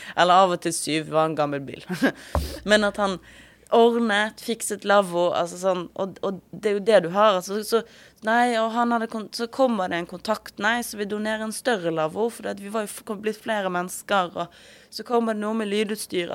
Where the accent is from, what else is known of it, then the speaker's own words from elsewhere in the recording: Western Norway, Norway; now in Oslo, Norway; majoritetsnordmann fra Vestlandet